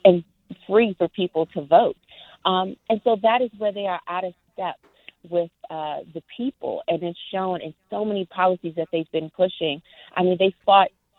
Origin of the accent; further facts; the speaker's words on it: Petersburg, Virginia, United States; I was born and raised in Petersburg, Virginia